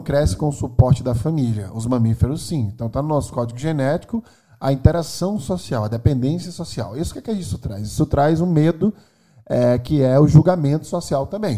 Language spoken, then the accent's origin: Portuguese; Maceió, Alagoas, Brazil; also born or lived in China / Silicon Valley, California; now in São Paulo, Brazil; Nasci em Maceió, Alagoas, meu sotaque britânico me entrega